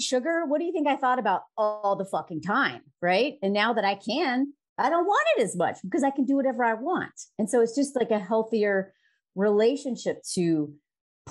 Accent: the South, United States; moved away as an adult; now in France; I grew up in the South in the U.S.

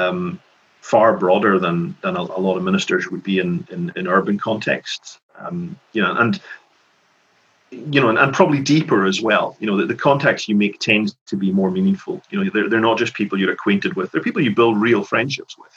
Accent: Lewis, Scotland, United Kingdom; also born or lived in Glasgow / Edinburgh / Skye; When I was growing up in Lewis

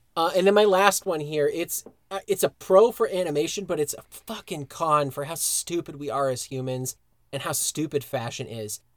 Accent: Broomfield, Colorado, United States; born or raised there

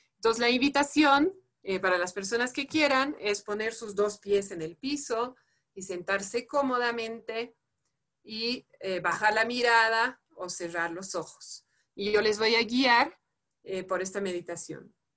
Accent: France; Spanish is a second language; moved away as an adult; now in Bolivia; soy francesa

